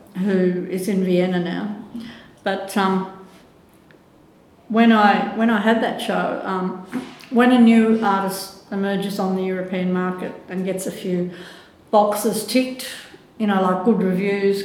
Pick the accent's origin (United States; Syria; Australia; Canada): Australia; Melbourne, Victoria; also born or lived in Germany; I am pretty Aussie